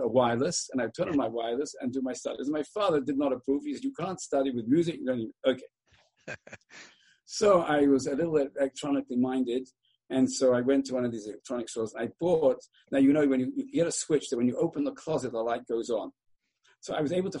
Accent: England, United Kingdom; now in Baltimore, United States; when I was a young boy growing up in England

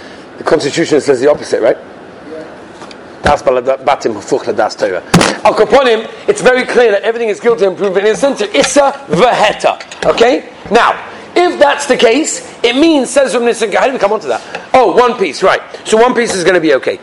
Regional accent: England, United Kingdom; moved away; us English people

